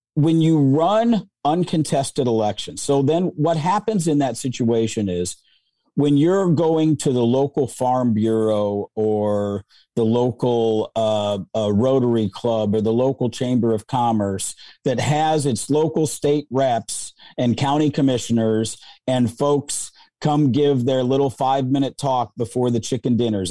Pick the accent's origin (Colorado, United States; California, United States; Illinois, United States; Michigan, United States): Colorado, United States; now in Missouri, United States; I'm from Colorado.